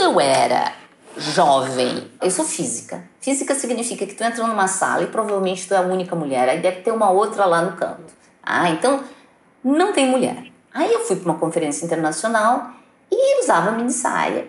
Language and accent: Portuguese; Brazil; eu sou filha da escola pública brasileira